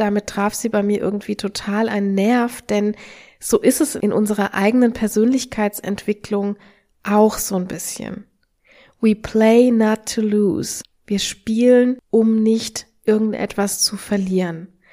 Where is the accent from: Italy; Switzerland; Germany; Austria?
Germany; also born or lived in Australia; wir, wir malen uns immer gerne als Deutsche aus